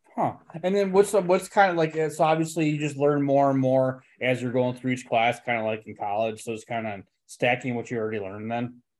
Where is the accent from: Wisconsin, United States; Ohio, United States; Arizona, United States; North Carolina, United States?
Wisconsin, United States; Slinger; I grew up in Slinger, which is right by Hartford